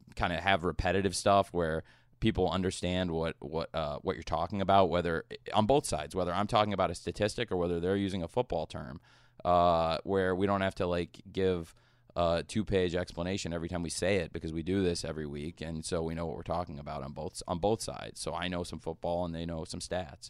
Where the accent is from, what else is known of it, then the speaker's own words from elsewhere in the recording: Champaign, Illinois, United States; I grew up in Champaign, Illinois